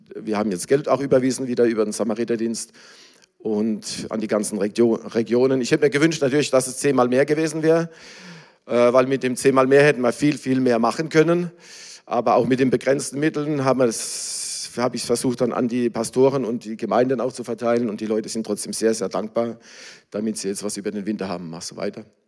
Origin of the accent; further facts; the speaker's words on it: Germany; now in Ukraine; ich bin ja auch Deutscher